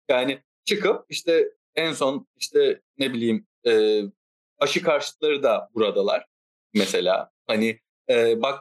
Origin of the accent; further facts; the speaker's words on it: Istanbul, Turkey; E, ben İstanbul'da doğdum büyüdüm ama e, bir ara Kocaeli'ne gittim.